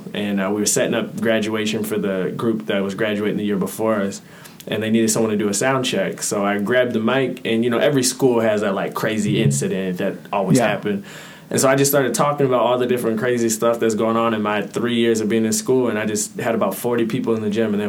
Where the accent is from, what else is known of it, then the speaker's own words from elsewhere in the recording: Rochester, United States; also born or lived in Minneapolis, Minnesota; I was originally from Minneapolis, but I've lived in Rochester since I was about 6 years old.